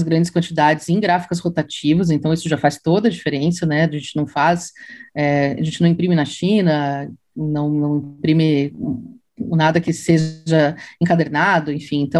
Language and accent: Portuguese; Santa Catarina, Brazil; Eu sou catarinense.